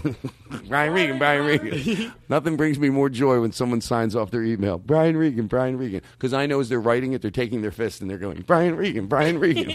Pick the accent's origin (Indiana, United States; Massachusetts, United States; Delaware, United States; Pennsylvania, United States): Pennsylvania, United States; Philadelphia; I'm from Philadelphia